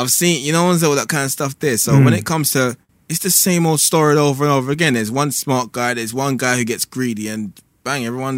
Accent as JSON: {"language": "English", "region": "London", "country": "United Kingdom", "said": "I'm from Peckham, man."}